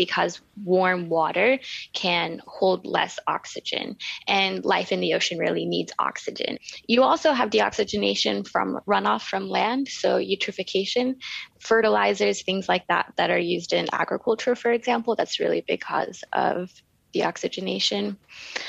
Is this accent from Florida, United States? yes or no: yes; Gulf Coast of Florida, United States; moved away as an adult; also born or lived in Aotearoa; now in New Zealand; I grew up on the water. I grew up on the Gulf Coast of Florida